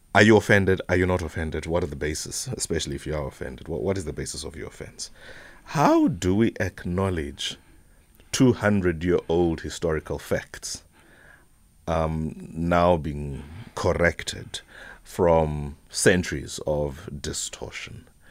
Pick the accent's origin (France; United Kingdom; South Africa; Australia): South Africa; Whittlesea, Eastern Cape; the area from which I grew up, eh, Wittelsie